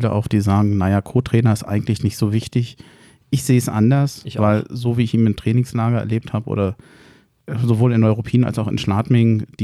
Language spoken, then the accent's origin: German; Berlin, Germany; Also als Berliner sage ich FC Will.